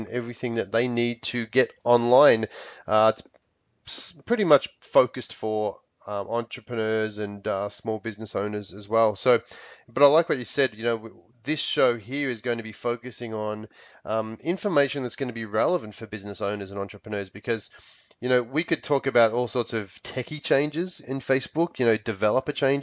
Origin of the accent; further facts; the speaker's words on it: Australia; moved away as an adult; now in Palm Springs, United States; I'm from Australia, but I do live here in the U.S. I live in Palm Springs, sunny Palm Springs in California, and have been in the States for nearly 10 years.